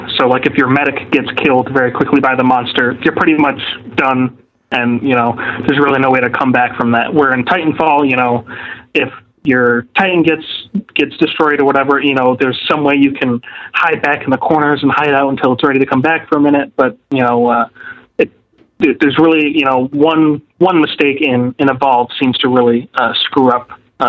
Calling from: Rochester, New York, United States; from Rochester, New York

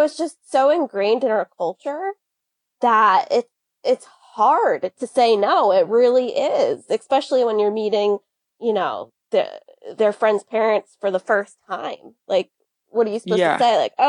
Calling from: Connecticut, United States; I am in Connecticut in the United States.

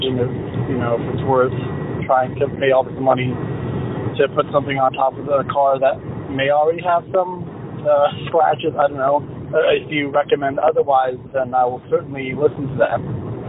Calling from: Amory, Wisconsin, United States; Now I'm … from Amory, Wisconsin.

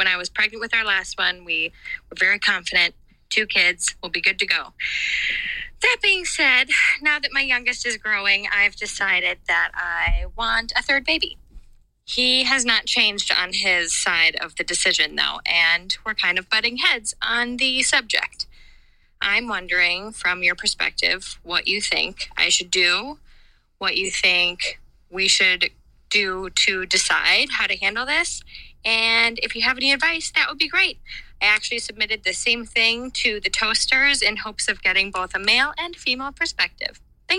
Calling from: California, United States; Hi, Josh and Ben. I am calling from California with a little bit of a situation.

